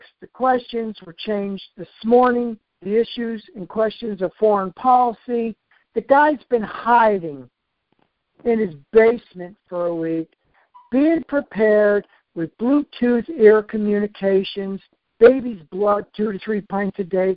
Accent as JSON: {"language": "English", "region": "New York", "country": "United States", "said": "I'm from New York"}